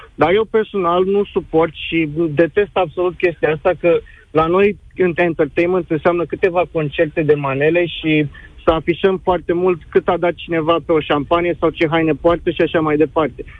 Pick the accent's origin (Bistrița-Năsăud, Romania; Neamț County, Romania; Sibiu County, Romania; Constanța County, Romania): Constanța County, Romania; Constanța; moved away as an adult; now in England, United Kingdom; am 23 de ani, sunt din Constanța și am trăit un enof în Anglia în ultimii patru